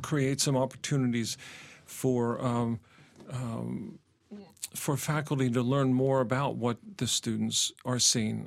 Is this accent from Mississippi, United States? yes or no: no; Pennsylvania, United States; moved away as an adult; also born or lived in Indiana; I'm, I'm from Pennsylvania originally